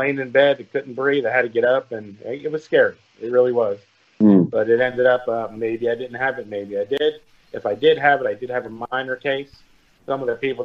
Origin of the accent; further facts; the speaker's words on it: Elmont, New York, United States; now in Florida, United States; I lived in Elmont, Long Island. And my family moved to Florida in the early 70s